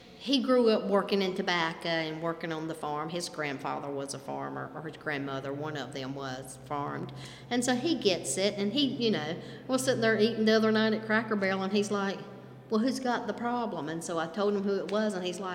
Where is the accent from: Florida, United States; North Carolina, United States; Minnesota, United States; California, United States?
North Carolina, United States; we in the North Carolina. We prime, and we're cigarette tobacco